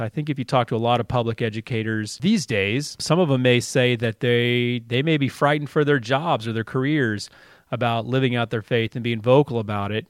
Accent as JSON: {"language": "English", "town": "Dallas", "region": "Texas", "country": "United States", "also_born_or_lived": "Mississippi", "moved": "as an adult", "lives_now": "Columbus, Indiana, United States", "said": "I'm from Texas"}